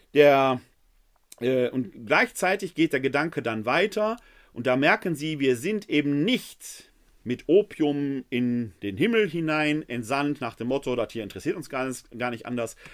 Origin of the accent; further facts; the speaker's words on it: Essen, North Rhine-Westphalia, Germany; Ich persönlich bin ja ein Kind des Ruhrgebietes. Ich kenne noch die Hochöfen der Kruppschen Fabriken in Essen-Altendorf, wo ich groß geworden bin